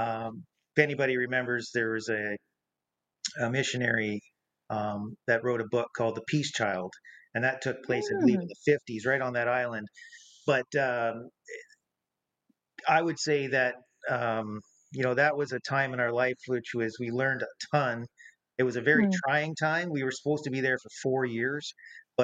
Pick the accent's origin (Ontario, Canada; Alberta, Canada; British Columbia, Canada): Ontario, Canada; St. Catharines; also born or lived in Niagara-on-the-Lake; so essentially we both grew up in St. Catharines